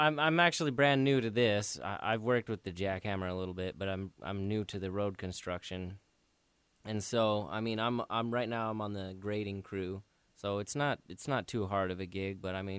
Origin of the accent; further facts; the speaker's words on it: Baker, Nevada, United States; now in Seattle, United States; I come from Nevada, the desert